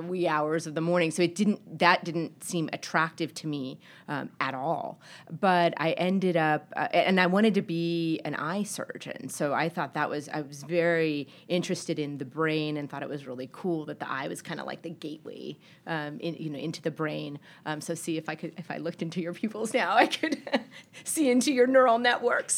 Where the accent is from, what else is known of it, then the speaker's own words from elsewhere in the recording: El Paso, Texas, United States; now in Boston, United States; I grew up in El Paso, Texas